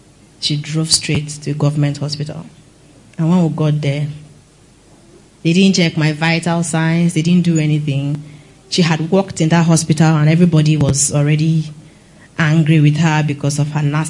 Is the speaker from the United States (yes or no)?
no; Benue, Nigeria; I'm from Benue